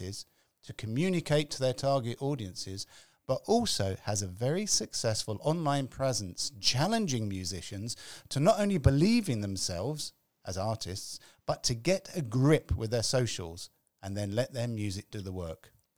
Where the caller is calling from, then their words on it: London, United Kingdom; I'm calling from London.